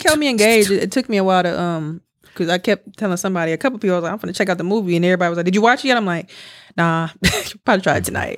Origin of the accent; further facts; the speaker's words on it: United States; we're from America.